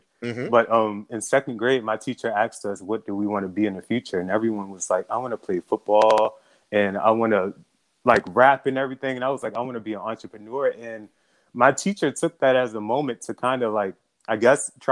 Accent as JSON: {"language": "English", "town": "Baltimore", "region": "Maryland", "country": "United States", "tie": "born or raised there", "moved": "yes", "lives_now": "Charleston, United States", "said": "I'm originally from Baltimore"}